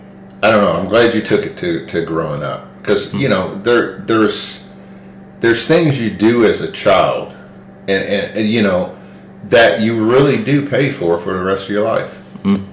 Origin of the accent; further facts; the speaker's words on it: Radcliff, Kentucky, United States; moved away as an adult; growing up in the Valley and then leaving the Valley and going into the military